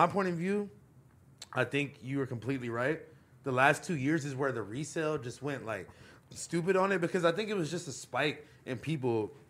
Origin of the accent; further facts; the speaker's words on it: West Coast, United States; But that's because we're from the West Coast and we don't need heavy duty jackets.